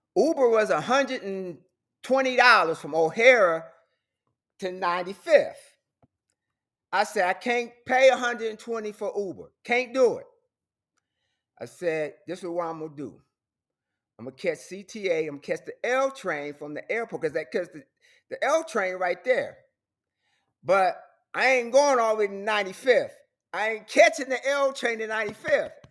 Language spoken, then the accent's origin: English; Chicago, Illinois, United States; moved away; I'm from Chicago.